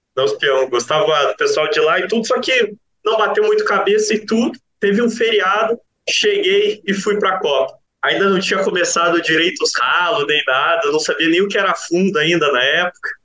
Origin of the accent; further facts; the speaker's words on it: Curitiba, Paraná, Brazil; moved away as an adult; now in Piracicaba, Brazil; eu sou de Curitiba